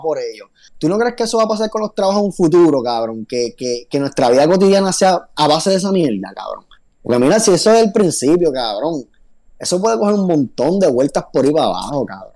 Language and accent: Spanish; Bayamón, Puerto Rico; nosotros somos de Bayamón, todos los que estamos aquí